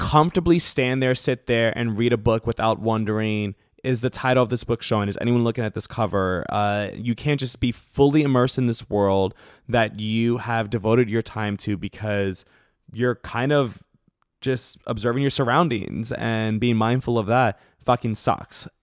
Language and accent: English; New York City, New York, United States; moved away as an adult; now in Los Angeles, United States; I grew up in the South Bronx, so, like, uh, in, in New York